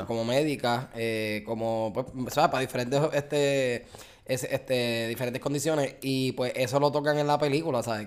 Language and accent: Spanish; Puerto Rico; moved away as an adult; now in Florida, United States; nosotros somos puertorriqueños